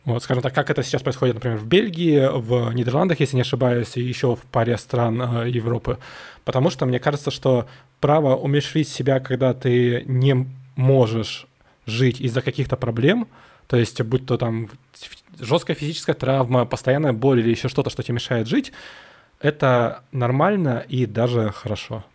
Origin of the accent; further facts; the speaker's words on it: Saint Petersburg, Russia; я вообще вырос на Дыбенко